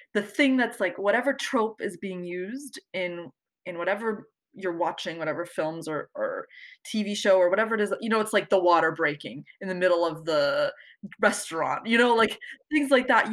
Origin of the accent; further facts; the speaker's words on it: the DC area, Virginia, United States; I'm from Virginia, the DC area.